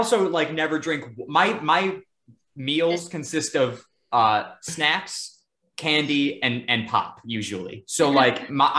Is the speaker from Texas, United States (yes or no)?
no; Buffalo area, New York, United States; moved away as an adult; now in Orlando, United States